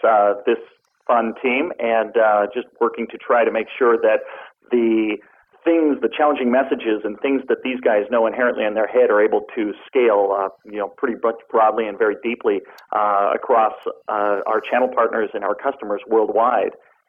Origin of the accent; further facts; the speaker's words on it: Montana, United States; now in Redmond, United States; I hail from Montana